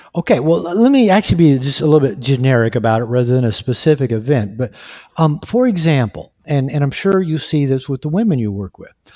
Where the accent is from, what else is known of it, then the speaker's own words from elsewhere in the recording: United States; now in Mexico; I'm, I'm from the United States. We live in Mexico